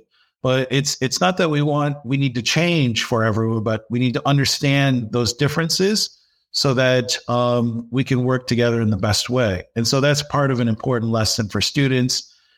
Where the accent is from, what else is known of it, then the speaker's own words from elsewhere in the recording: Dearborn, Michigan, United States; Yes, I was born in Dearborn, Michigan.